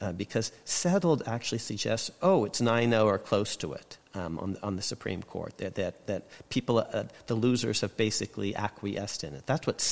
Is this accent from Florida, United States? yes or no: no; Connecticut, United States; my home state, Connecticut